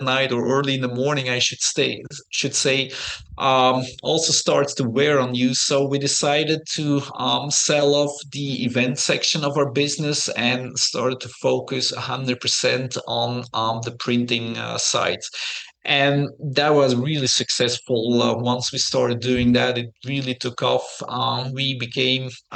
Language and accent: English; Belgium; English is a second language; moved away as an adult; I grew up in Belgium.